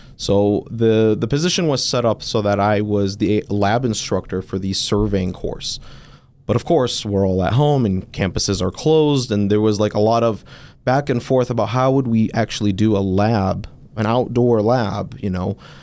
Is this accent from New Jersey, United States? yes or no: no; Detroit, Michigan, United States; I'm, uh, born and raised in Detroit, um, native Michigander